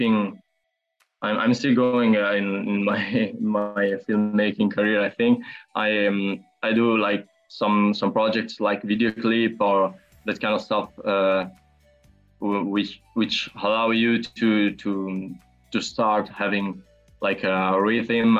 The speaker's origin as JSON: {"language": "English", "town": "Bologna", "region": "Emilia-Romagna", "country": "Italy", "said": "I'm from Italy and I'm a 20 years old filmmaker. It's around a year since I graduated at Fine Arts Academy of Bologna, which is my city"}